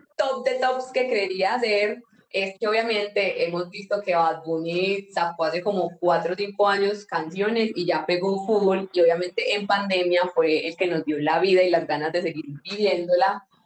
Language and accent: Spanish; Yarumal, Antioquia, Colombia; nosotros somos de Yarumal